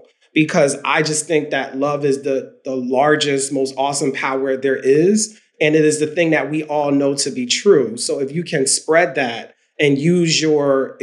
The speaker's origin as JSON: {"language": "English", "town": "Philadelphia", "region": "Pennsylvania", "country": "United States", "tie": "born or raised there", "said": "growing up in South Philly"}